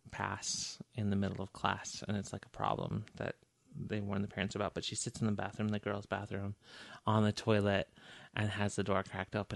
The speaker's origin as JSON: {"language": "English", "region": "Michigan", "country": "United States", "tie": "born or raised there", "also_born_or_lived": "Montana", "said": "I was born in Montana. And then my mother was a single mother with me and my younger brother and um, joined the Air Force and then moved to, we grew up in the Upper Peninsula of Michigan."}